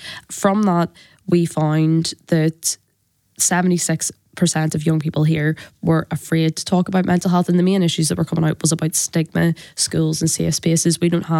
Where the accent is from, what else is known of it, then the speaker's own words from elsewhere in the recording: Belfast, Northern Ireland, United Kingdom; I am from North Belfast. I was born 2 years after the agreement